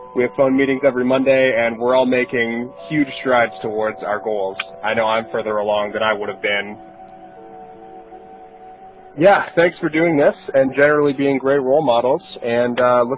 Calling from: London, Ontario, Canada; I'm calling from London, Ontario.

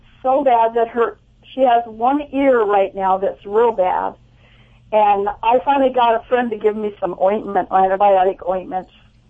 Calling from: Cayucos, California, United States; Actually, from Cayucas.

